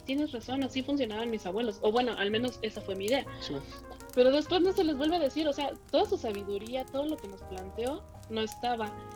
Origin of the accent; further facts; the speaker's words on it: Mexico; soy mexicana